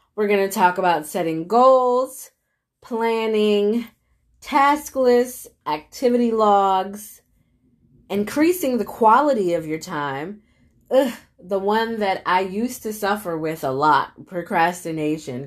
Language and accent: English; United States; myself being an American